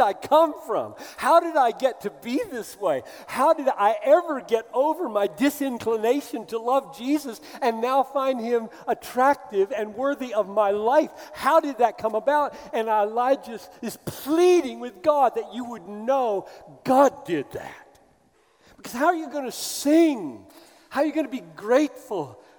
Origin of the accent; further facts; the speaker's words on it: the South, United States; as an American who grew up in the South